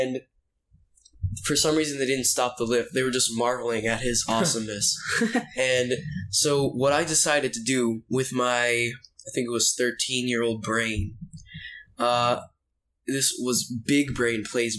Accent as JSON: {"language": "English", "region": "Florida", "country": "United States", "said": "we're from Florida"}